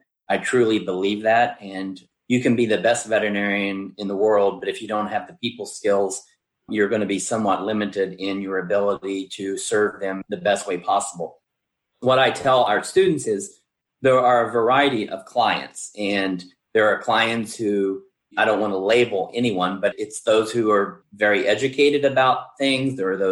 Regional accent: West Virginia, United States; moved away as an adult; also born or lived in Georgia; now in Ohio, United States; I came here first in 1985 from West Virginia

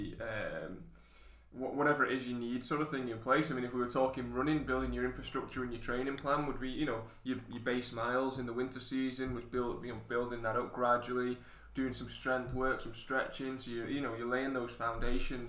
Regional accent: United Kingdom; as the British people

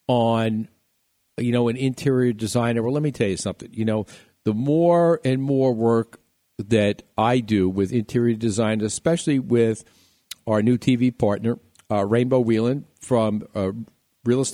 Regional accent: New York City, New York, United States; my hometown at City Field in New York in Flushing

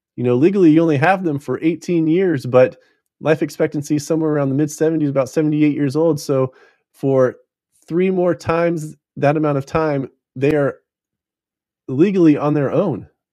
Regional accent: United States

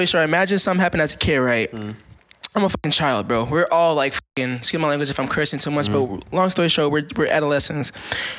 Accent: Minneapolis, Minnesota, United States; also born or lived in Richfield, Minnesota; I'm from South Side, the heart of Minneapolis

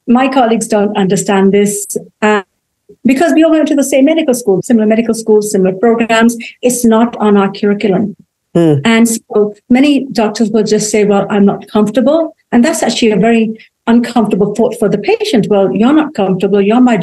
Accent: England, United Kingdom; moved away as an adult; now in United States; Well, I grew up in England. I was born there.

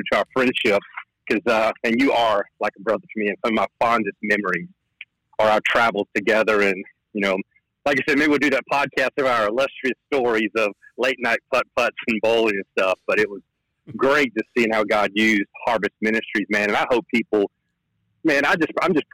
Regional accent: North Carolina, United States; I'm from North Carolina

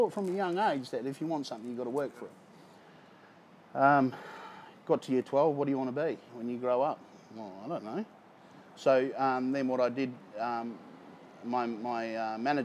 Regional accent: Christchurch, Canterbury, New Zealand; also born or lived in Gisborne, New Zealand; now in Perth, Australia; Me and my mother, we moved down south to Christchurch. So I was down in Christchurch for a long time

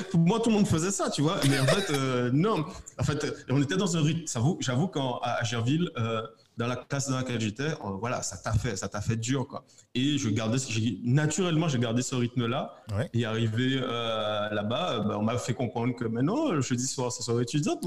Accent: Guadeloupe; moved away as an adult; also born or lived in metropolitan France; now in Martinique; je suis guadeloupéen et je vis en Martinique

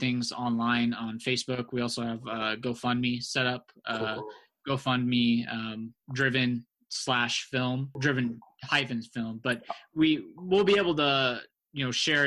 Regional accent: Norman, Oklahoma, United States; my growing up in Norman, Oklahoma

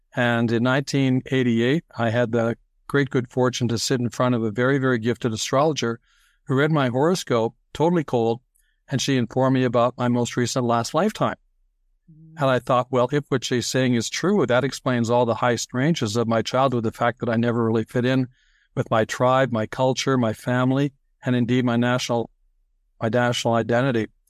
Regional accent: Toronto, Ontario, Canada; also born or lived in New York City, United States; they moved to Toronto. And so I grew up there

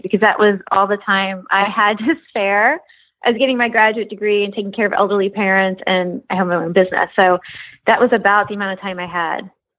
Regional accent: South Miami, Florida, United States; also born or lived in Memphis, Tennessee; I rode horses, but I grew up like in South Miami and in Memphis.

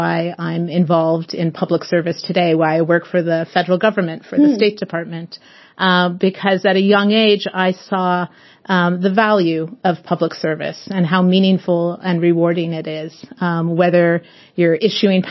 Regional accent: Portland, Oregon, United States; in the sixth grade in Portland, Oregon, my hometown

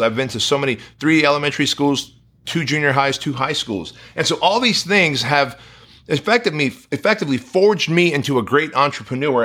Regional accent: Southern California, United States; born or raised there; English is a second language; also born or lived in Armenia

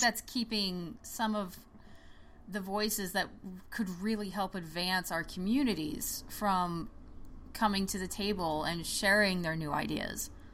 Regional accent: Oklahoma, United States; I grew up in Oklahoma, like rural mm. Oklahoma

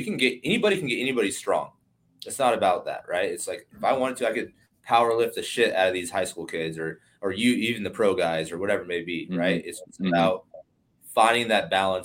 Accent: the Bay Area, California, United States; I grew up in the Bay Area, and I was a huge Giants fan

